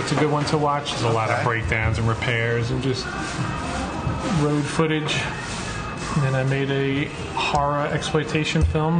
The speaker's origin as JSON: {"language": "English", "town": "New York City", "region": "New York", "country": "United States", "tie": "born or raised there", "moved": "as an adult", "lives_now": "Westchester, United States", "said": "So I grew up in the Bronx near Castle Hill, and then I... moved to Westchester 10 years ago."}